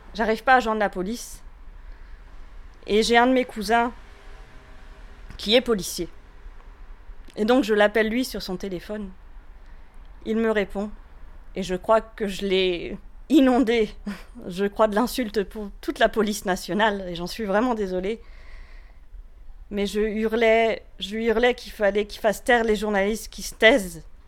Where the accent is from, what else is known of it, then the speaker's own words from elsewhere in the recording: France; also born or lived in Paris; now in Rennes, France; Je suis française, c'est quelque chose qui est plus qu'important pour moi.